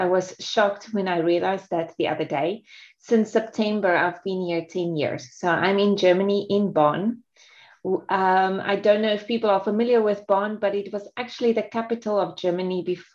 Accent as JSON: {"language": "English", "country": "South Africa", "tie": "born or raised there", "also_born_or_lived": "Singapore", "moved": "as an adult", "said": "I'm actually South African. So I grew up in South Africa, and I was there until 30 years old when I moved to Singapore"}